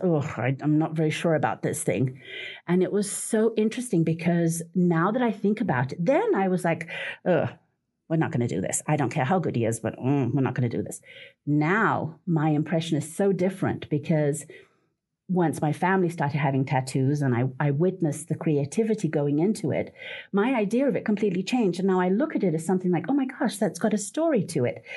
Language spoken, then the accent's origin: English; Portugal; moved away; I come from Portugal. My children used to go with me every summer back home